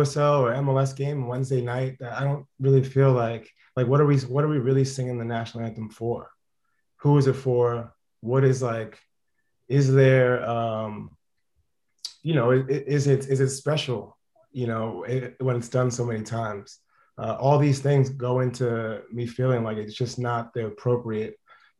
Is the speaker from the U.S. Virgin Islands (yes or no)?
no; Trinidad & Tobago; also born or lived in United States; I consider myself Trinidadian, first and foremost, and I'm also American, and I'm as well prideful